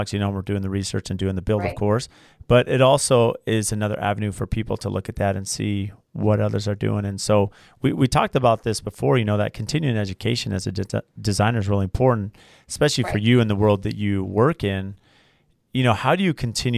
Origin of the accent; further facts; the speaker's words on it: San Diego, California, United States; moved away; I grew up in San Diego, so I, you know, that was as a teenager growing up in San Diego, it was fun